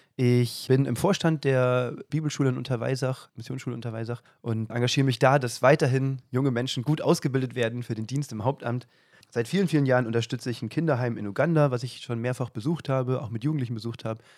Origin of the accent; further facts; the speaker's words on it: south of Kassel, Hesse, Germany; moved away as an adult; also born or lived in Nordhausen, Thuringia; aus Hessen, südlich von Kassel.